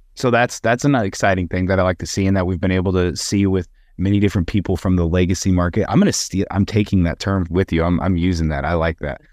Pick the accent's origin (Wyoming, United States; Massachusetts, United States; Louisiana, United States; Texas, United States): Wyoming, United States; being back in Wyoming, my home state